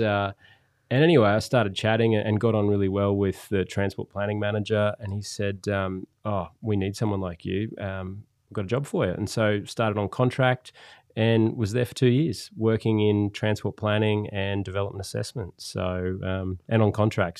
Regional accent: Gold Coast, Queensland, Australia; growing up on the Gold Coast

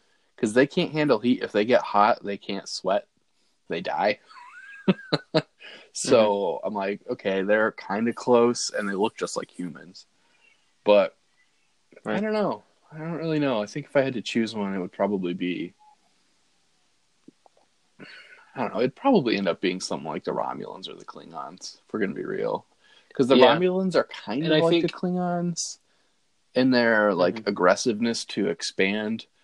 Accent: Buffalo, New York, United States; I'm from Buffalo

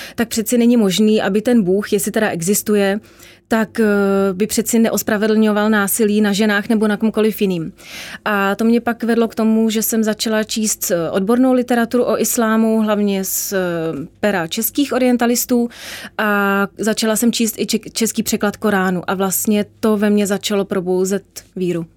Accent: Czechia; jsem prostě Evropanka, jsem Češka

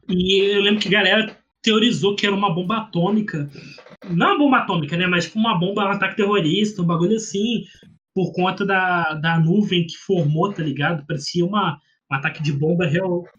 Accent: Rio de Janeiro, Brazil; eu sou carioca

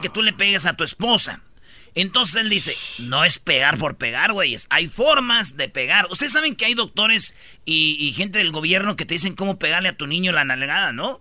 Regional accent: Mexico

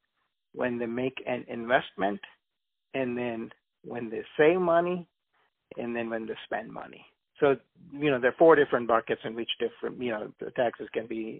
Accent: India; also born or lived in Uganda; now in United States; I was born in Uganda, East Africa. I lived in India for about 12 years, and then I moved to the United States.

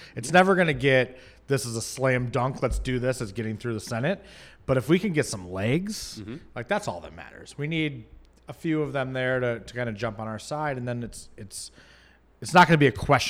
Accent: Michigan, United States; my home state.

